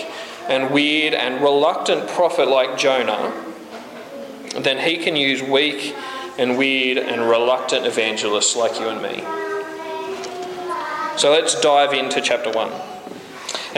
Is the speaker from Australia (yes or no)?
yes; Australia; We're Australian